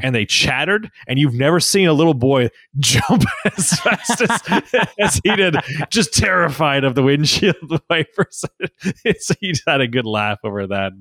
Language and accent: English; Saskatchewan, Canada; I grew up in Saskatchewan